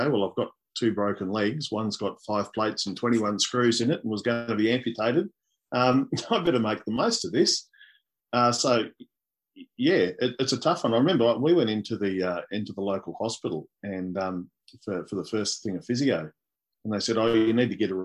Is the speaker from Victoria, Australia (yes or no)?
yes; East Gippsland, Victoria, Australia; When I was growing up, I grew up in East Gippsland